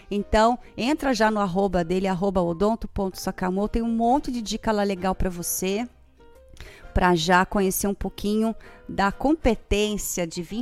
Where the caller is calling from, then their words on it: Taubaté, São Paulo, Brazil; Ô, Tatiane … sou aqui de Taubaté. Eu escuto seu programa todos os sábados, não perco.